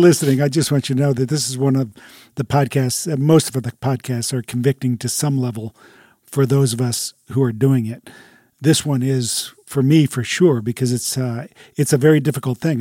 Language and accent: English; United States; as American Christians